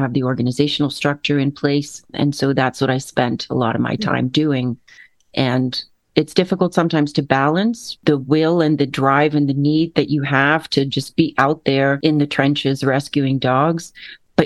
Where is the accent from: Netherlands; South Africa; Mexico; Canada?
Netherlands; also born or lived in West Africa; now in Bellevue, United States; So I'm originally from the Netherlands, right? Born and raised.